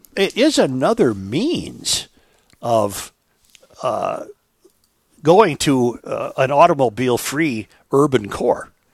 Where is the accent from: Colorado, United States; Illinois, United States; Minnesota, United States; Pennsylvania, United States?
Minnesota, United States; Saint Paul; that's where I grew up in Saint Paul